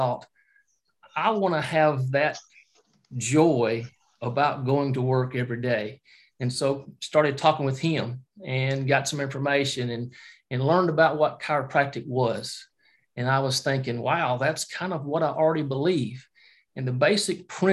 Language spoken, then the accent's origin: English; Alabama, United States; moved away as an adult; also born or lived in Lebanon, Tennessee; now in New York, United States; I'm originally from Alabama. You probably can recognize that I don't have the New York accent if you don't know me, but from Alabama, my wife and I have been here about 2.5 to 3 years and here in New York.